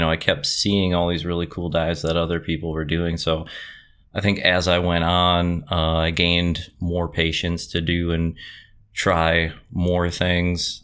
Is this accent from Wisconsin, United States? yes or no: yes; Campbellsport, Wisconsin, United States; moved away as an adult; now in Appleton, United States; originally from Campbellsport, which is, uh, in between um, West Bend and Fond du Lac